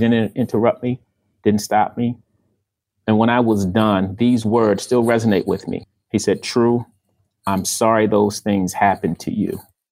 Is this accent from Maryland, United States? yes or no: yes; Baltimore, Maryland, United States; grew up in Baltimore